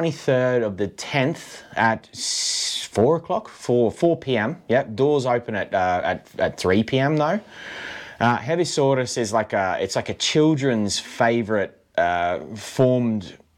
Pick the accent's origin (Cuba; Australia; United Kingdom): Australia; now in Finland; So being like Australian and all, I thought they would be like the …